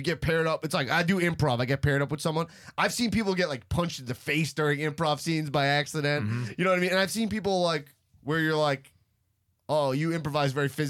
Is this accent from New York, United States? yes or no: yes; Long Island, New York, United States; hey, I'm also from Long Island.